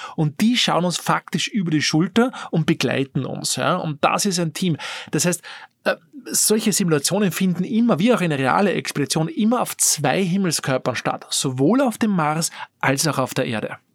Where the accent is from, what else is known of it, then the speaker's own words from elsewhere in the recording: Austria; als Österreicher, als Europäer